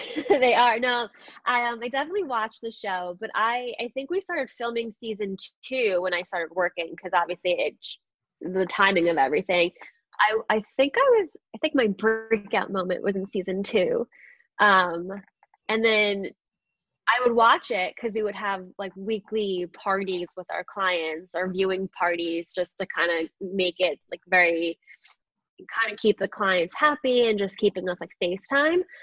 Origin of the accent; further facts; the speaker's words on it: Long Island, New York, United States; also born or lived in Astoria, Queens, New York; I was born in Astoria, Queens, um, which is like just outside of New York City. And then I moved, my parents, my family moved to Long Island. So I was always a New York girl. Um, definitely grew up on Long Island my, my, entire childhood.